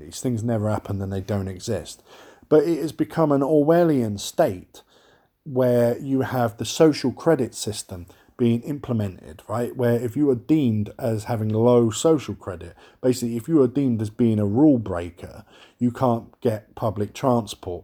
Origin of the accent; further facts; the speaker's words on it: London, United Kingdom; I am from London